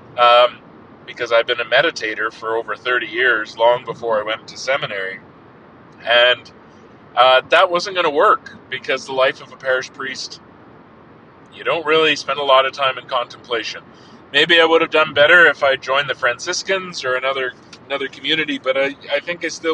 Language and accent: English; Lethbridge, Alberta, Canada; moved back to my hometown of Lethbridge, what I consider my hometown of Lethbridge